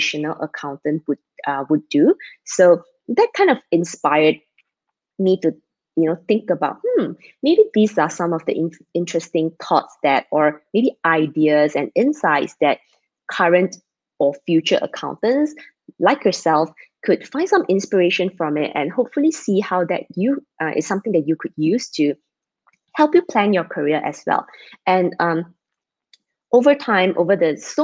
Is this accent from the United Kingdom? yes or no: no; Malaysia; I'm Malaysian, based in Malaysia